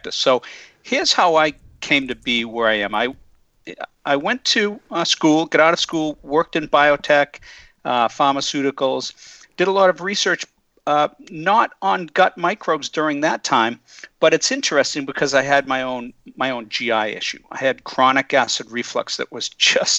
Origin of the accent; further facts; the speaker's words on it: just outside of Boston, Massachusetts, United States; also born or lived in California; I grew up just outside of Boston